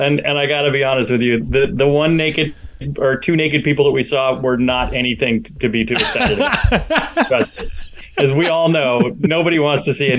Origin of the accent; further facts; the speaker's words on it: Point Reyes, California, United States; moved away as an adult; now in Raleigh, United States; I grew up in Northern California, actually. Most of my childhood in a very small town called Point Reyes, out on the coast north of San Francisco. Beautiful area.